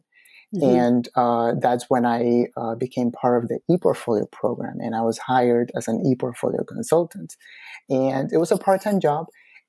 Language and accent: English; Peru; now in United States; I arrived at LaGuardia in 2007. I came from Peru and I didn't have any college experience.